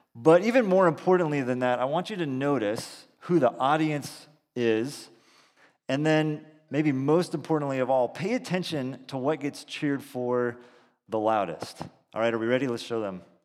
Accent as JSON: {"language": "English", "town": "Salinas", "region": "California", "country": "United States", "tie": "born or raised there", "also_born_or_lived": "Boston", "said": "we're from the Central Coast, grew up in Salinas"}